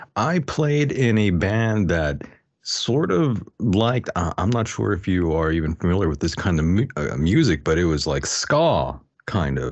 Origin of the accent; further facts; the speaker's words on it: El Centro, California, United States; a local D J in El Centro, California, where, um, that's my hometown